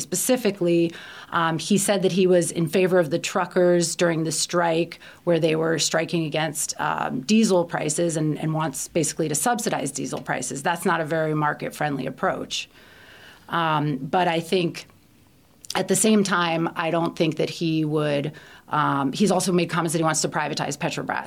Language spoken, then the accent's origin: English; Baltimore, Maryland, United States; moved away as an adult; also born or lived in Washington, D.C. / Barcelona / Guatemala; I grew up in Baltimore, as you can tell from the way I pronounce it